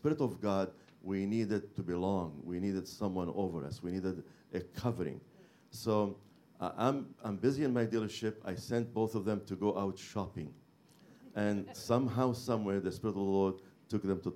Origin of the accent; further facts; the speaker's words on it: Beirut, Beirut Governorate, Lebanon; moved away; I'm from Beirut, Lebanon